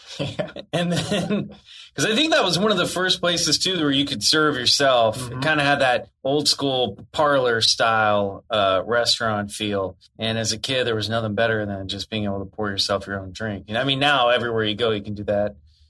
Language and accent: English; Kansas City, Kansas, United States; moved away; also born or lived in Colorado / Minnesota; born in Colorado, and then my family moved out. I had a brief stop over in Minnesota, and then I moved into the Kansas City, Kansas area when I was 3, and grew up here, and my parents still live here.